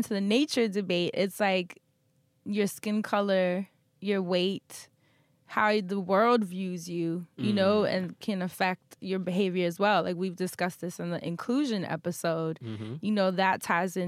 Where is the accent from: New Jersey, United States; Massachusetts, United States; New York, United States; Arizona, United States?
New York, United States; New York City; growing up in Harlem in the projects